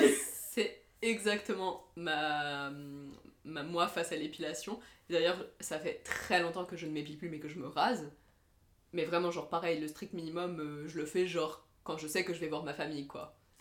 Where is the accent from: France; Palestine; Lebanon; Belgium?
Lebanon; moved away; j'ai grandi au Liban